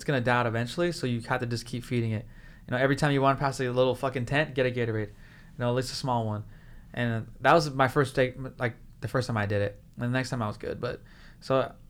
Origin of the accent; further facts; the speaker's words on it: Whittier, California, United States; Whittier. That's my hometown.